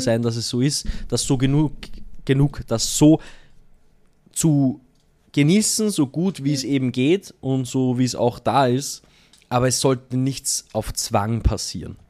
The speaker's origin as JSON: {"language": "German", "town": "Allerheiligen", "country": "Austria", "tie": "born or raised there", "moved": "yes", "said": "mein Weihnachten mit meiner Mama in Allerheiligen, da wo ich aufgewachsen bin"}